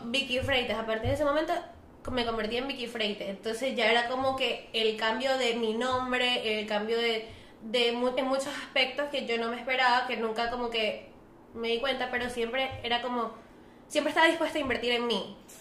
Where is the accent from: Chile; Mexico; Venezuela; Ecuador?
Venezuela; soy venezolana